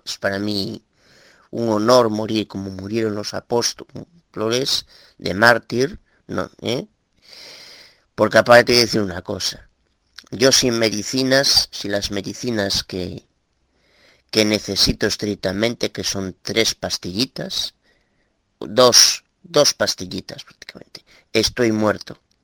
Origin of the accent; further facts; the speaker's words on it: Galicia, Spain; Soy de Galicia